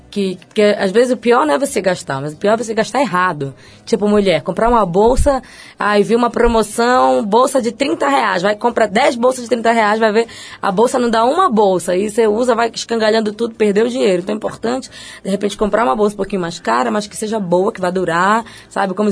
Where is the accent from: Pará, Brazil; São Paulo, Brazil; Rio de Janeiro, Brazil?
Pará, Brazil; Belém; Eu sou de Belém, nascida em Belém.